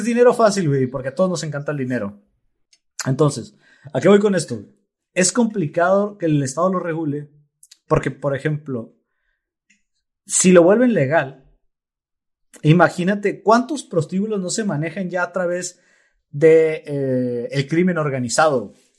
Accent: Mexico; los mexicanos, en particular los mexicanos

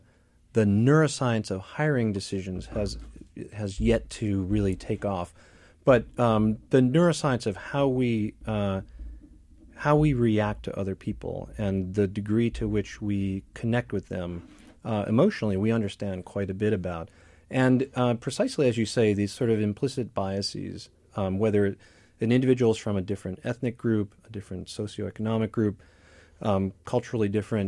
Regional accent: Midwest, United States; I grew up in the Midwest too.

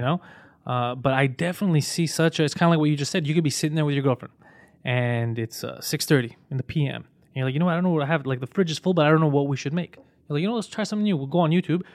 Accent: Quebec, Canada; I was born here and I grew up

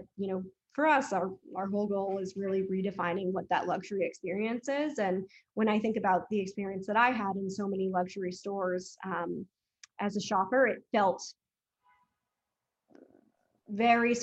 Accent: Massachusetts, United States; I grew up in Massachusetts

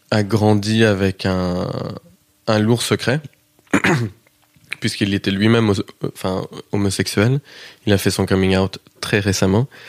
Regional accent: Kansas, United States; accent: Kansas; Ça vient du Kansas. J'ai un accent qui est assez inidentifiable en vrai, parce que beaucoup de gens ont, du mal à le situer, à le placer. Mais comme je suis rentré aux États-Unis

